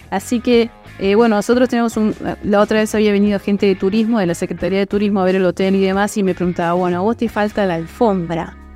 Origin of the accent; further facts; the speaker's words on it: Argentina; O sea, somos todos, somos todos Argentina, queremos que todo nos vaya bien, queremos que todos tengamos trabajo y crecer juntos.